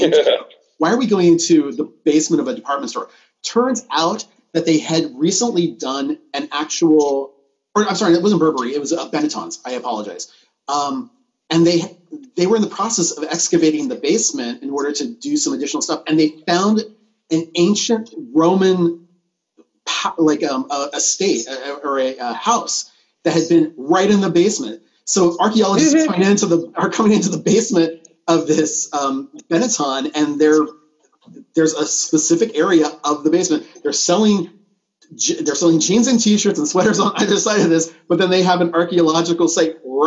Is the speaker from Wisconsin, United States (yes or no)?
no; Southern California, United States; I grew up here in Southern California.